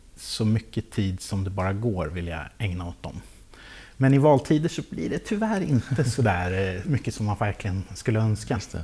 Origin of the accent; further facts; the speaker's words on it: Lästringe, Södermanland, Sweden; also born or lived in Nyköping; now in Vagnhärad, Sweden; så är jag uppväxt i, i Lästringen